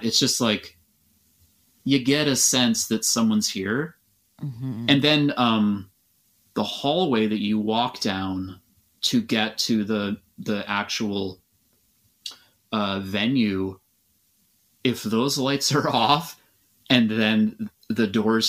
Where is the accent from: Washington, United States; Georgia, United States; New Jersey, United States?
Washington, United States; Aberdeen; Yes, yeah, definitely. Right. I'm absolutely from Aberdeen.